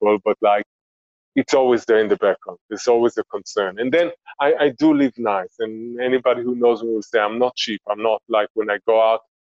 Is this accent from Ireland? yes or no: no; Israel; now in Antigua Guatemala, Guatemala; we grew up in Israel